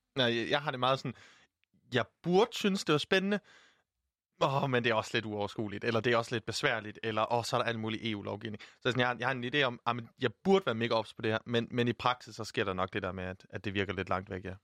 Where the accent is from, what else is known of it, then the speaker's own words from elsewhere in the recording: Jutland, Denmark; jeg er jyde